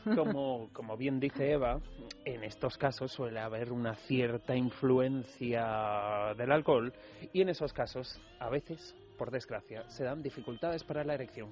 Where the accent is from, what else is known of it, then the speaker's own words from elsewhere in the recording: Basque Country, Spain; yo vengo del País Vasco